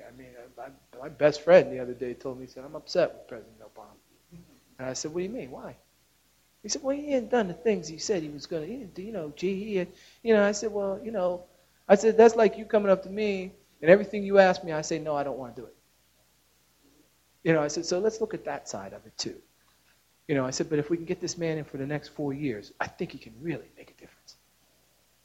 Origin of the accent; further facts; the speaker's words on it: Pittsburgh, Pennsylvania, United States; I'm from Pittsburgh